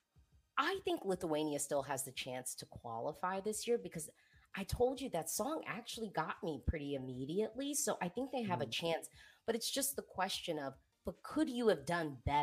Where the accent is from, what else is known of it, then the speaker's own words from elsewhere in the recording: United States; I say this as the American third party